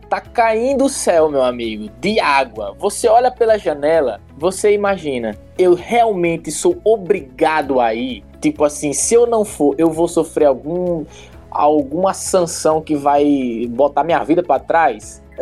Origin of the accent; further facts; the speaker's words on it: João Pessoa, Paraíba, Brazil; moved away; Não, eu sou da Paraíba, sou Não. de uma pessoa. Eu, da Paraíba, João Pessoa, exatamente.